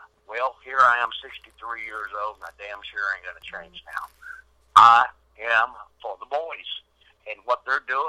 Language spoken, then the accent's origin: English; Nashville, Tennessee, United States; Nashville, Tennessee, my hometown